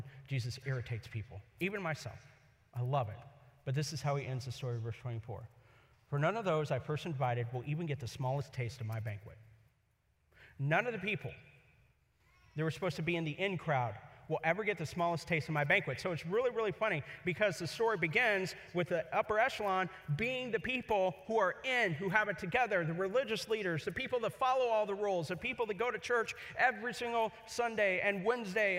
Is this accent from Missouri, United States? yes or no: yes; Kansas City, Missouri, United States; also born or lived in Columbia, Missouri; now in Los Angeles, United States; I grew up in Columbia and Kansas City, Missouri.